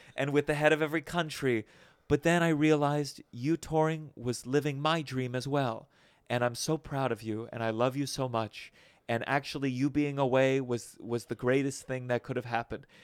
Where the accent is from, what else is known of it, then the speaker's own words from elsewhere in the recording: Potomac, Maryland, United States; moved away; I grew up in Potomac, Maryland.